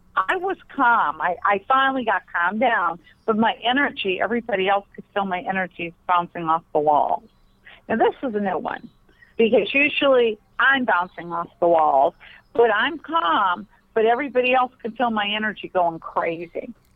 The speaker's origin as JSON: {"language": "English", "region": "Pennsylvania", "country": "United States", "moved": "yes", "said": "I'm from Pennsylvania originally, so we talk fast."}